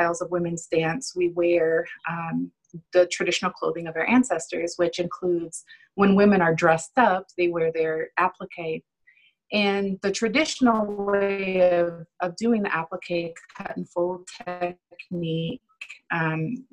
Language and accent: English; Sioux City, Iowa, United States; I'm from Sioux City, Iowa.